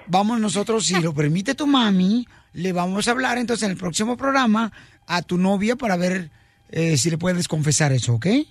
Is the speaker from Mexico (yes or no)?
yes; Guasave, Sinaloa, Mexico; yo como mujer que soy de de Guasave, de Tierra Caliente